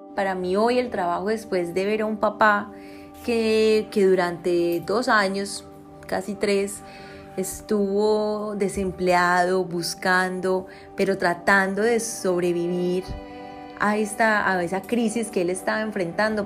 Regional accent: Copacabana, Antioquia, Colombia; me crié en Copacabana

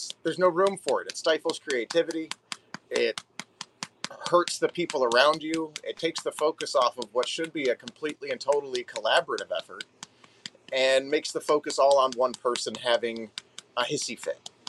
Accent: Detroit, Michigan, United States; I'm from Detroit, the Midwest, and I was born in the 80s. And so growing up in the 90s as a child, you know, I wanted to be an actor, but it's Hollywood, you know, and you're living in the thumb of Michigan

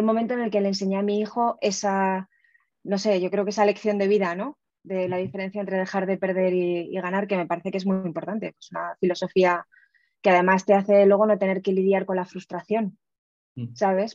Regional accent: Aragon, Spain; Yo soy muy aragonesa

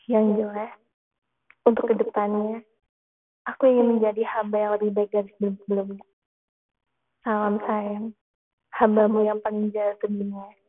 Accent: Java, Indonesia; born there; walaupun aku lahir di tanah Jawa, kelas 1 SD memang iya. masa-masa yang sangat suram untukku. Aku bahkan tidak handal dalam berbicara bahasa Jawa.

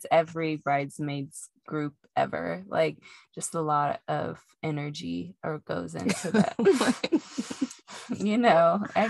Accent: Indiana, United States; accent: country; moved away; every time I move back to Indiana, I feel like my country accent starts to come back.

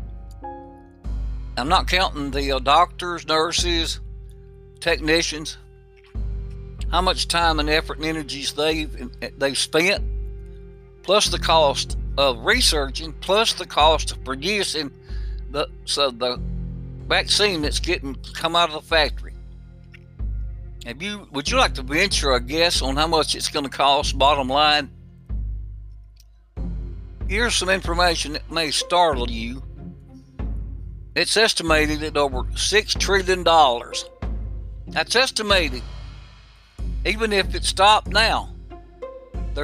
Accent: the South, United States; my neck of the woods in the South.

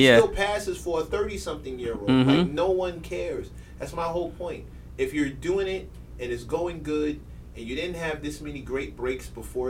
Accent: New York, United States; also born or lived in Brooklyn; just a little guy in Queens, from Queens, who lives in Brooklyn.

